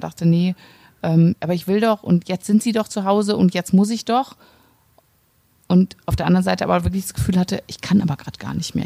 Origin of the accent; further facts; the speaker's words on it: Cologne, North Rhine-Westphalia, Germany; ich komme ja aus Köln.